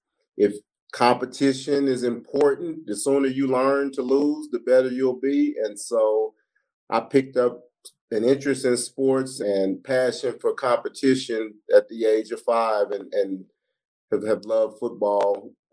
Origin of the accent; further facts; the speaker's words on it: Tulsa, Oklahoma, United States; moved away as an adult; also born or lived in California; I was born in California, but reared in Oklahoma.